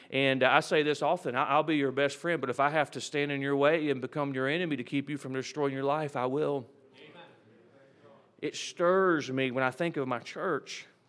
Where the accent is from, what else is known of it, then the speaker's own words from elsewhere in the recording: United States; I am proud to be an American.